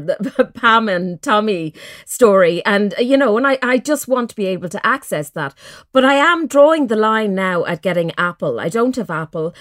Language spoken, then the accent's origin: English; Mullingar, Leinster, Ireland; growing up in Mullingar